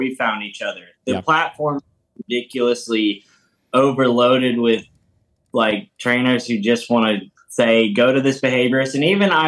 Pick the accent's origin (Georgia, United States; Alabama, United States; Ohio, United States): Ohio, United States; Cincinnati; now in Bloomington, United States; I was born in Cincinnati